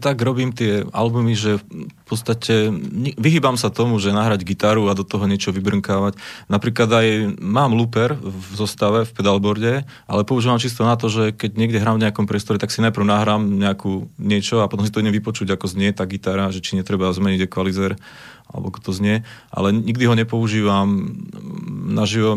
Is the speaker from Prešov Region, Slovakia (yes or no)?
no; Zvolen, Banská Bystrica Region, Slovakia; u nás je zvolené moje rodné mesto